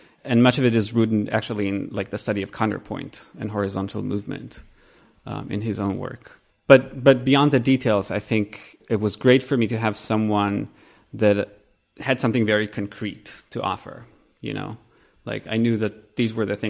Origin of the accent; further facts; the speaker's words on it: near Be'er Sheva, Southern District, Israel; moved away as an adult; also born or lived in Jerusalem; now in United States; I grew up in the South.